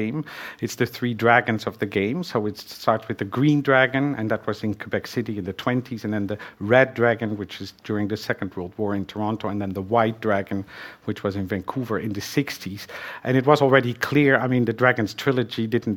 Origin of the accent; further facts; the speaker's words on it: Netherlands; English is a second language; moved away; I'm from Holland and I learned French in school.